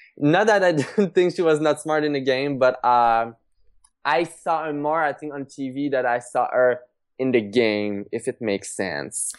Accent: Trois-Rivières, Quebec, Canada; back in my hometown, Trois Rivières

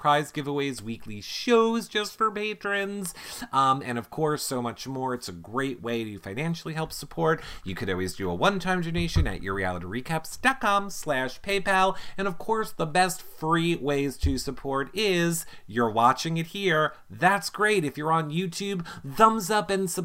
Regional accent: Long Island, New York, United States; we're from Long Island

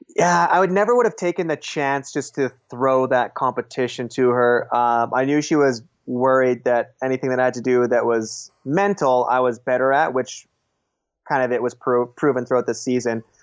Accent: Beaumont, Alberta, Canada; now in Vancouver, Canada; my hometown, Beaumont

